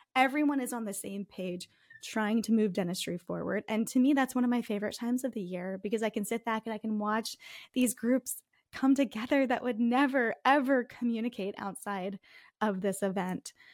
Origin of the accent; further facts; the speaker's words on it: Northeast, United States; accent: Northeast; moved away as an adult; also born or lived in Minnesota; My Northeast accent